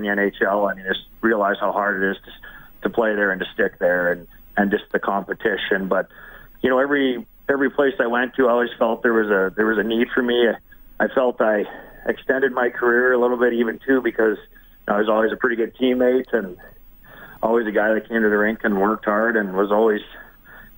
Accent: Vermilion, Alberta, Canada; also born or lived in Toronto; now in Edmonton, Canada; I grew up in Vermilion

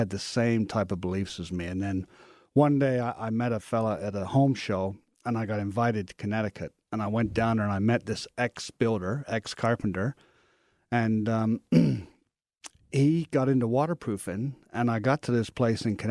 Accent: London, Ontario, Canada; I grew up in London, Ontario, and I was a bricklayer for many, many years

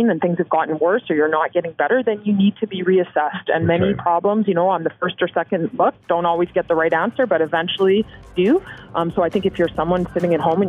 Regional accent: Canada; as a Canadian

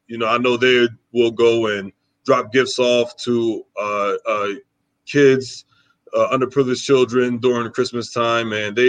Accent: New Jersey, United States; moved away; also born or lived in Wisconsin; I'm from New Jersey. I'm from South Jersey. My father's from the city.

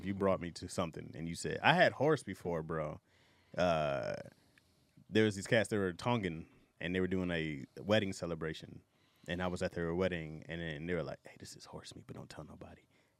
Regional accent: Michigan, United States; I'm from Michigan.

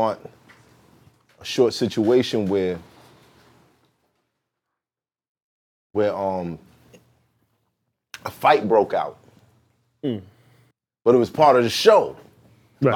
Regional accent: New York City, New York, United States; we from the same neighborhood, President Street, Cowell Street

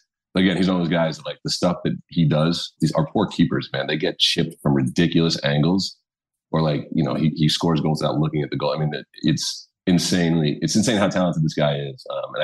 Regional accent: New York City, New York, United States; moved away as an adult; now in Los Angeles, United States; I'm from Brooklyn, New York, born and bred New Yorker, never lived outside New York, so I moved out here.

